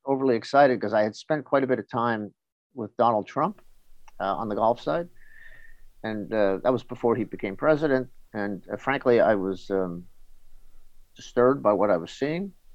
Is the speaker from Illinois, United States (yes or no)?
no; New York City, New York, United States; now in Connecticut, United States; I grew up in New York City, uh, the edge of the city.